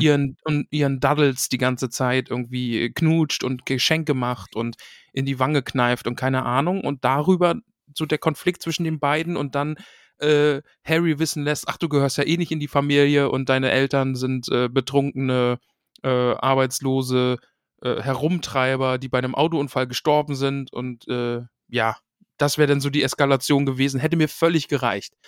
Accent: East Germany, Germany; ich bin aus dem Osten

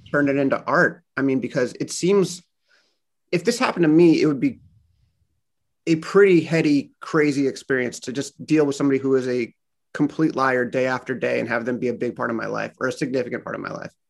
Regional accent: Los Angeles, California, United States; moved away as an adult; now in Boston, United States; I am from Los Angeles in Boston now because of my wife

